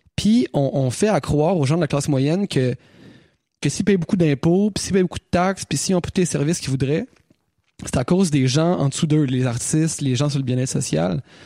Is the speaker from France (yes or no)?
no; Quebec City, Quebec, Canada; nous autres on vient de Québec